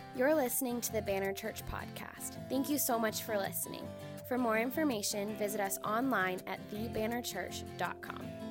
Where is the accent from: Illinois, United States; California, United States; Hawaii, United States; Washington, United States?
Illinois, United States; Chicago; now in East Valley, Phoenix area, United States; we come from Chicago, I was born and raised there.